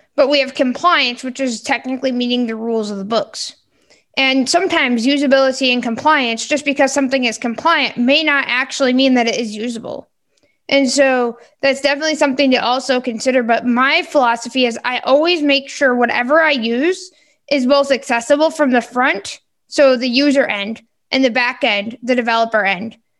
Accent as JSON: {"language": "English", "region": "Michigan", "country": "United States", "said": "I am from Michigan"}